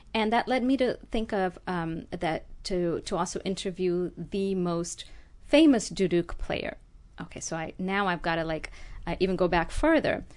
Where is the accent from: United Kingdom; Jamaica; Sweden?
Jamaica; also born or lived in Ethiopia / France / Kerala, India / Los Angeles, United States; now in Glendale, United States; I grew up in Jamaica and went to school in France